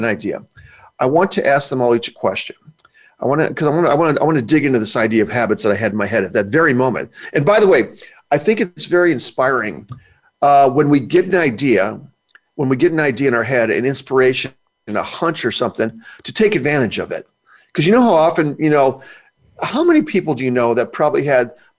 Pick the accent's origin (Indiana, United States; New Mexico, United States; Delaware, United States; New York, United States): Indiana, United States; Highland; I grew up in the Midwest, Highland, Indiana